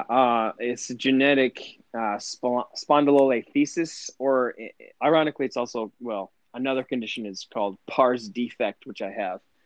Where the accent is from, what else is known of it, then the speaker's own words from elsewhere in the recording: Lanesborough, Massachusetts, United States; Lanesboro, Mass, really small farm town